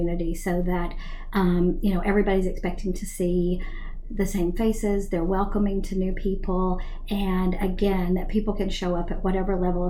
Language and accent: English; Tennessee, United States; moved away as an adult; also born or lived in Prince George's County, Maryland; now in Rockville, United States; I'm originally from Tennessee